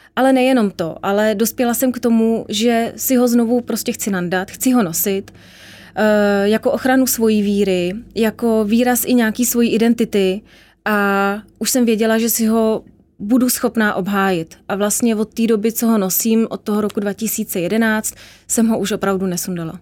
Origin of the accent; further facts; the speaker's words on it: Czechia; jsem prostě Evropanka, jsem Češka